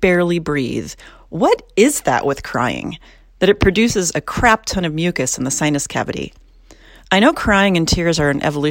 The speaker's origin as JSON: {"language": "English", "region": "California", "country": "United States", "said": "my home state of California"}